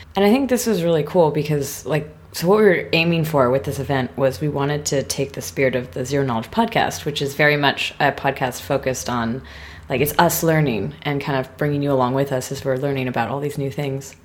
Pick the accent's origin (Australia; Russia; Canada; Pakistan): Canada; moved away; My home country, but not my home city